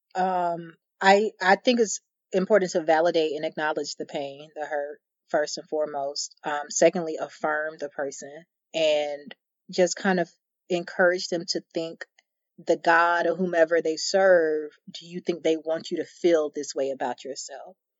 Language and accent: English; the South, United States; born and raised in the South, born and raised in the church